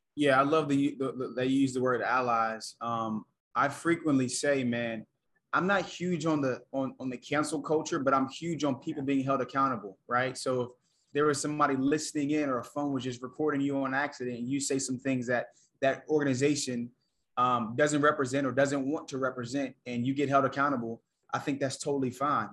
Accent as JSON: {"language": "English", "town": "Atlanta", "region": "Georgia", "country": "United States", "tie": "born or raised there", "also_born_or_lived": "South Carolina", "moved": "yes", "said": "I was born in Atlanta, had both my parents, went to college, right? Grew up in the suburbs"}